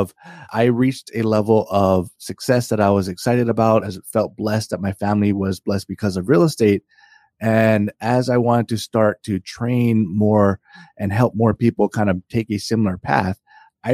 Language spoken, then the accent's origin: English; Hawaii, United States; moved away as an adult; now in Northern Virginia, United States; I grew up in Hawaii. I'm actually no longer there. I moved to Northern Virginia